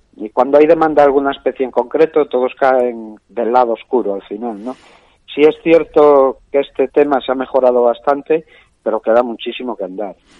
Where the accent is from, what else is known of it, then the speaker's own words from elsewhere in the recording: Asturias, Spain; soy un asturiano de 46 años